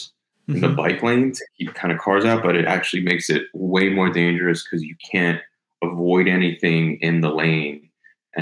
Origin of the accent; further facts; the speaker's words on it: Syosset, New York, United States; also born or lived in Miami Beach; now in Miami, United States; I grew up in Syosset, New York, which is out on Long Island, suburb New York City